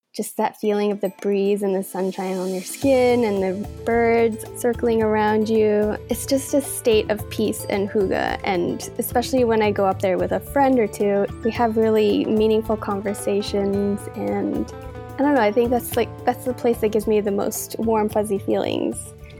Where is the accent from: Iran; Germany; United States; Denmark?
Denmark; now in Canada; I was born in Denmark and raised there